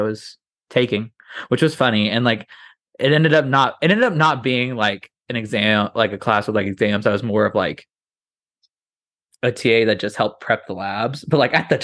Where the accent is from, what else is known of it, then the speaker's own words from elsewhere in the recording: Austin, Indiana, United States; moved away; I grew up in the Midwest with a very Southern family